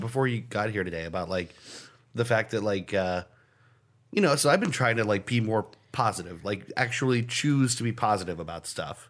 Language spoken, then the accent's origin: English; United States; as an American